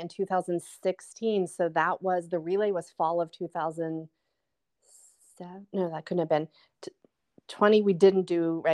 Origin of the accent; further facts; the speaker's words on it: Philadelphia, Pennsylvania, United States; moved away; also born or lived in New Jersey; I'm from Philadelphia